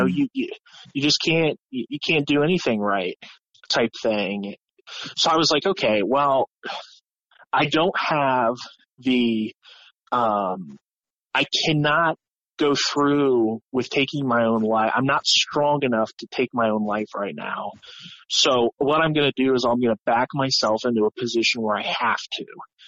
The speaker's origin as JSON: {"language": "English", "region": "Ohio", "country": "United States", "said": "we're all kids from Ohio"}